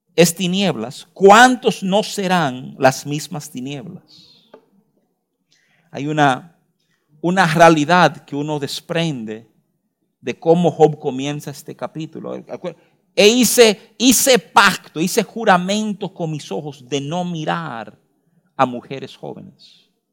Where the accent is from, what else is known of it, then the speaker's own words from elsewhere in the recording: Dominican Republic; uno como dominicano